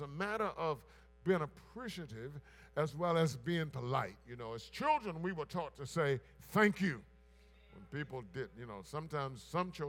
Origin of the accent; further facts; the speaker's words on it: Blair, South Carolina, United States; a boy growing up in Blair, South Carolina